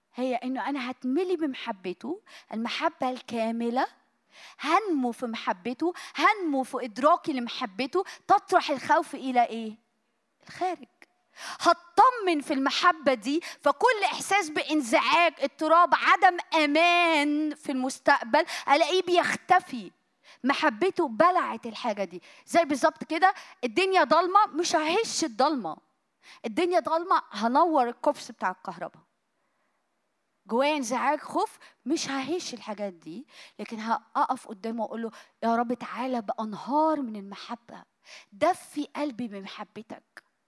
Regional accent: Egypt; عندنا في مصر

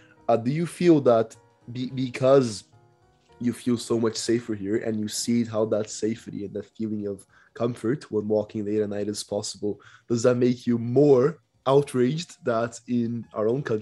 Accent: Brasília, Federal District, Brazil; moved away as an adult; now in Toronto, Canada

